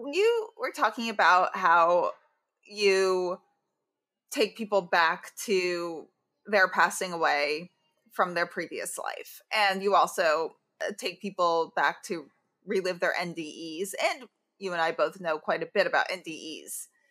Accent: New York, United States; as a New Yorker

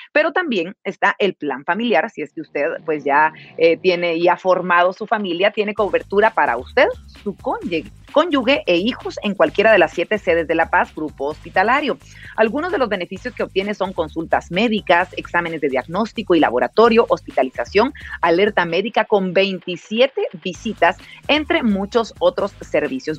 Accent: Guatemala

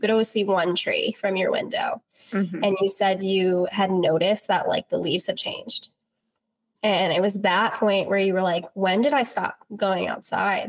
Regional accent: Virginia, United States; I'm born and raised in Virginia

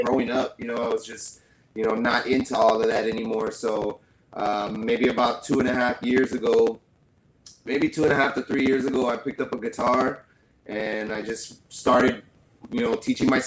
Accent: San Antonio, Texas, United States; moved away as an adult; now in Rio Grande Valley, United States; I'm actually from San Antonio, Texas, but I've been living down in the Rio Grande Valley maybe since I was about 18 years old.

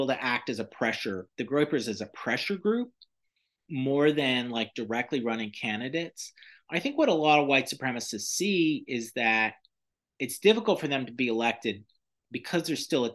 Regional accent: the South, United States; I was growing up in the South

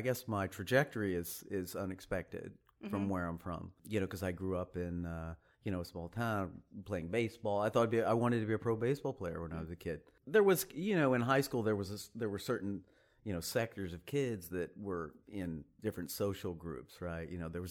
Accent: Sherman, Texas, United States; Sherman, Texas. You've never heard of it. Nobody's ever heard of Sherman, I don't think. It's about an hour north of Dallas. It's kind of a small town.

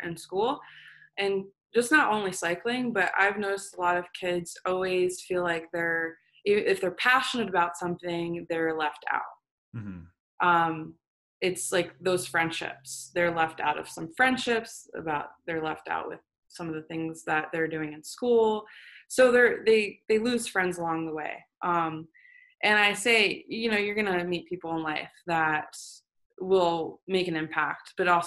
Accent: Plantation, Florida, United States; also born or lived in Germany / Fort Lauderdale, Florida; Plantation, where we grew up in Florida

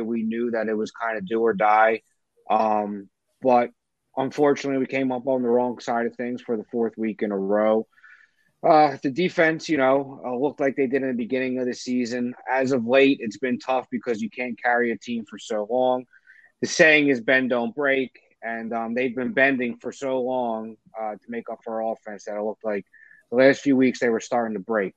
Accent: right outside Philadelphia, New Jersey, United States; I am um, from South Jersey, right outside Philly. I was born in Philly, surrounded by Eagles fans my whole life

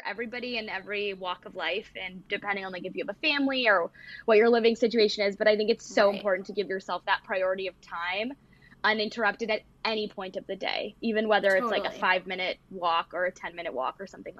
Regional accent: Toronto, Ontario, Canada; now in Michigan, United States; I moved here from Toronto to Michigan

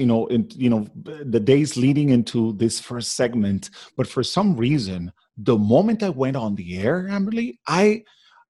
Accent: Caracas, Capital District, Venezuela; English is a second language; moved away as an adult; now in Miami, United States; So I was born and raised in Caracas, Venezuela

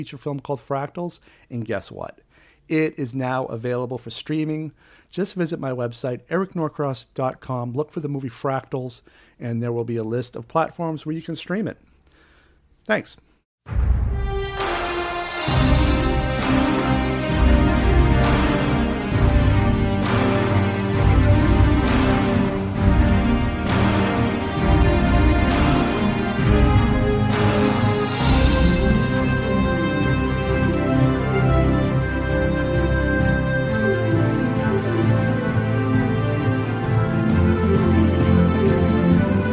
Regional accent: Portland, Maine, United States; now in New York, United States; I went all the way back to Portland, Maine

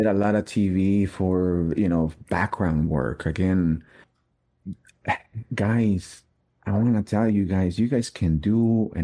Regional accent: Mexico; English is a second language; moved away; I was in Mexico. I didn't even speak English

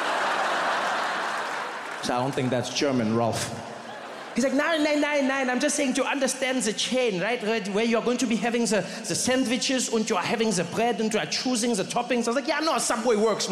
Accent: South Africa; I grew up in South Africa

